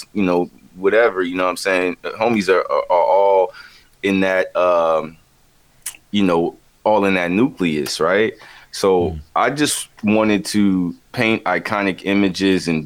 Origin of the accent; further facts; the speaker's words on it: the Carolinas, United States; growing up in the Carolinas